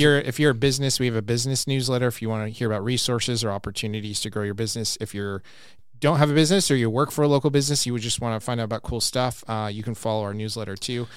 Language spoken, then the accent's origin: English; Glendale, Arizona, United States; I was over by Landmark Middle School in, near downtown Glendale